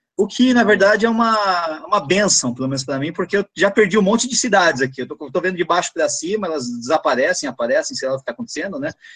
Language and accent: Portuguese; São Bernardo do Campo, São Paulo, Brazil; Eu sou de São Bernardo